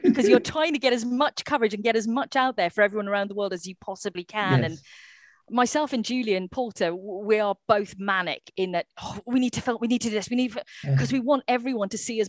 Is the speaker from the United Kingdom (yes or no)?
yes; Wales, United Kingdom; I know Elvin is Welsh and I'm Welsh.